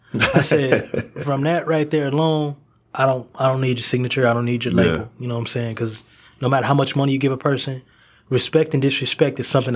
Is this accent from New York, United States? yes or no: no; Duncanville, Texas, United States; You know, I come from Duncanville, Texas, and you know, I've been here in Texas for about, I think, like 11 or 12 years.